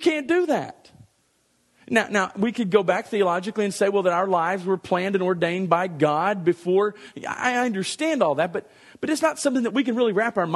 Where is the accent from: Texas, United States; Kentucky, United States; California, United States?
Texas, United States; Dallas; I was born on July the 27th, 1966 in Dallas, Texas.